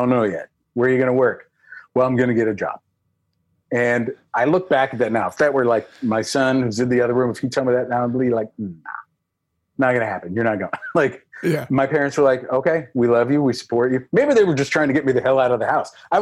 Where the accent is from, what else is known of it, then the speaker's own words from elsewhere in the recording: Pittsburgh, Pennsylvania, United States; accent: thick Pittsburgh; moved away as an adult; also born or lived in Los Angeles; growing up in Pittsburgh